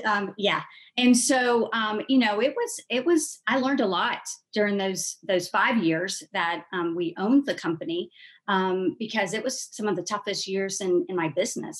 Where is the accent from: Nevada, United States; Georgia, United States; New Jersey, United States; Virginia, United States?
Georgia, United States; Columbus; Grew up in Columbus, Georgia, which is a couple hours south of um, Atlanta